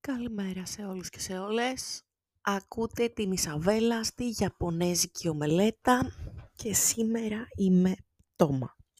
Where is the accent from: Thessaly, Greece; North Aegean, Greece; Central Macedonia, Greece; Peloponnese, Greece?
Thessaly, Greece; Volos; είμαι από το Βόλο